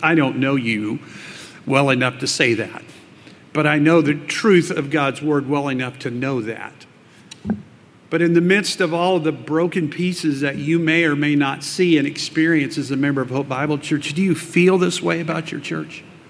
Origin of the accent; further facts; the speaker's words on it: South Texas, United States; I grew up in South Texas